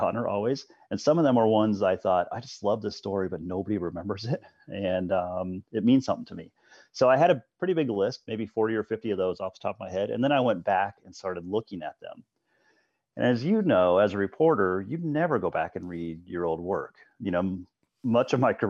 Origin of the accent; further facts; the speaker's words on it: Colorado, United States; I grew up in Colorado